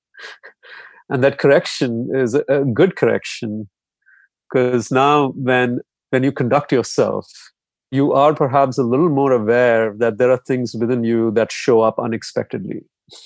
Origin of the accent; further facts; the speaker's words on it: India; growing up in India